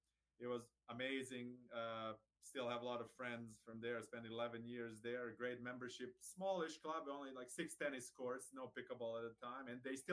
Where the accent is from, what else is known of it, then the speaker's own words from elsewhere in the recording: Serbia; moved away as an adult; also born or lived in Hammond, Louisiana / Florida; now in Atlanta, United States; I am from Serbia originally. I was born and raised there. I came to the States in 2000. On college scholarship, played tennis at Southeastern Louisiana University in Hammond, Louisiana.